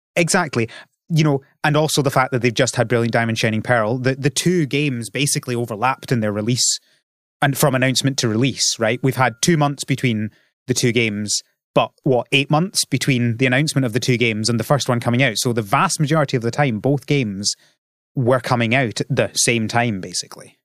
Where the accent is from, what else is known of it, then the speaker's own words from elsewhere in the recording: Scotland, United Kingdom; I'm from Scotland